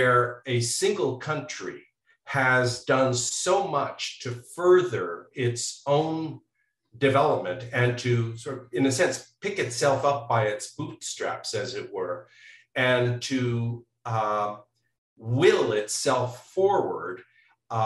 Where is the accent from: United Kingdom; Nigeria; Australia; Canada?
Canada; now in United States; I'm originally from Canada